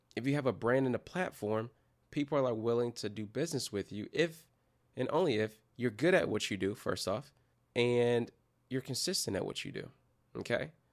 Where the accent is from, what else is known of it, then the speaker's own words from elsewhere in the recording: Detroit, Michigan, United States; my hometown team is Detroit Pistons